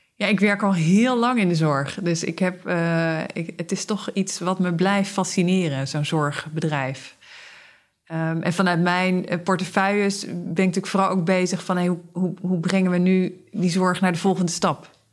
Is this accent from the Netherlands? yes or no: yes; Zeeland, Netherlands; Ik ben opgegroeid in Zeeland